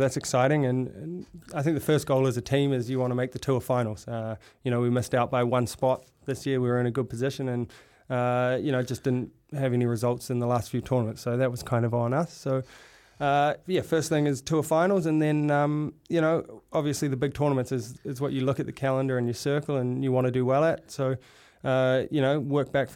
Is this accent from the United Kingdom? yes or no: no; Auckland, New Zealand; moved away as an adult; I grew up on the North Shore